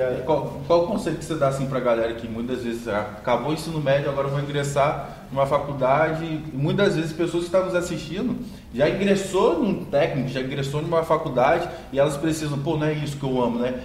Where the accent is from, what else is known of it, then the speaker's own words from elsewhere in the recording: Campos dos Goytacazes, Rio de Janeiro, Brazil; meu amigo conterrâneo aqui da minha cidade natal, Campos de Goitacazes